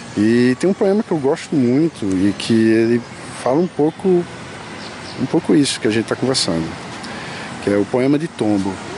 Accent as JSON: {"language": "Portuguese", "town": "Olinda", "region": "Pernambuco", "country": "Brazil", "tie": "born or raised there", "also_born_or_lived": "Recife", "said": "Nasci em Recife, mas fui criado em Olinda."}